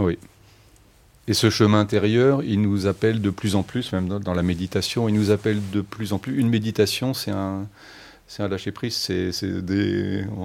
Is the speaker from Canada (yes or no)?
no; France; je suis français, hein, mais j'avais une mère allemande